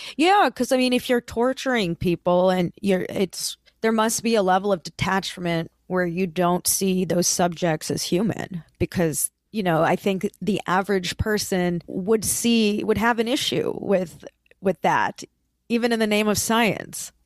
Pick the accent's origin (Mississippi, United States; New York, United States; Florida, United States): Florida, United States; Lee County; I was born and raised in Lee County in Florida